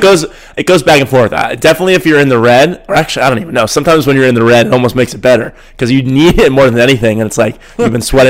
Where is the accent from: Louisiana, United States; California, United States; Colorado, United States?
California, United States; San Francisco; I'm from San Francisco and I've never been to Iowa.